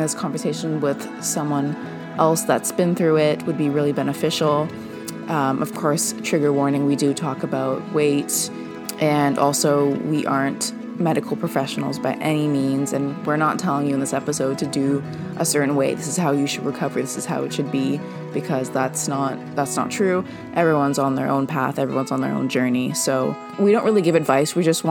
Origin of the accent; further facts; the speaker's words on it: Vancouver, British Columbia, Canada; I'm from Vancouver, Canada